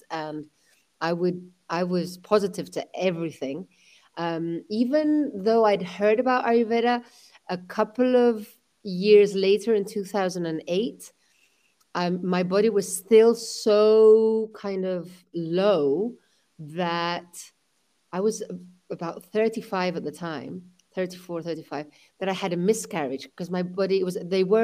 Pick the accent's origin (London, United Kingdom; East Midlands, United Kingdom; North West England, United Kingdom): London, United Kingdom; my mother is Spanish, my father was from Pakistan, I was born in London